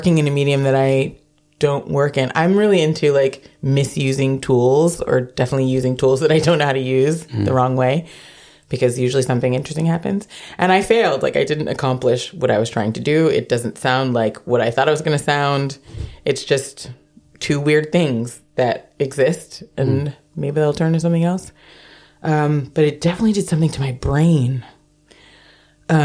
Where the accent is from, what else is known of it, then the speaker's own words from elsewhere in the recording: United States; now in Amsterdam, Netherlands; I am American